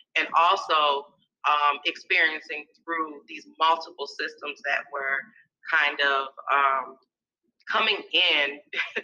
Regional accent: Minnesota, United States; also born or lived in Atlanta, Georgia; now in California, United States; I spent most of my time growing up in Minnesota. Mm-hmm. So I like to say that I'm from Minnesota

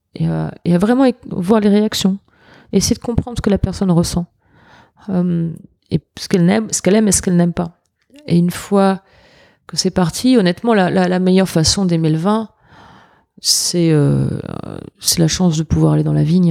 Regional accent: France; now in New York, United States; en tant que Français

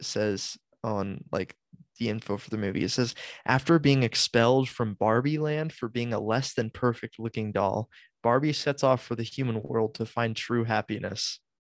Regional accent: United States; because we're American.

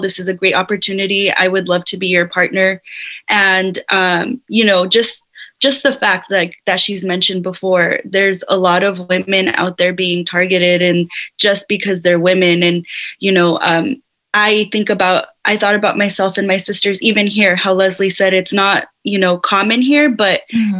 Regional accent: Whittier, California, United States; I was born and raised in Whittier

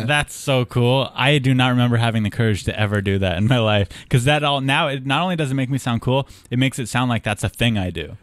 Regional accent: Southern California, United States; we're both from Southern California

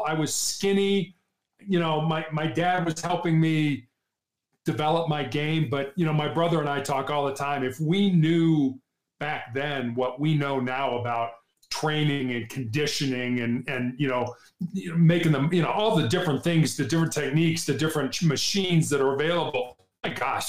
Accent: Chicago, Illinois, United States; moved away as an adult; also born or lived in Charleston, South Carolina / Santa Barbara, California / Cincinnati, Ohio; now in Denver, United States; I grew up on the south side of Chicago

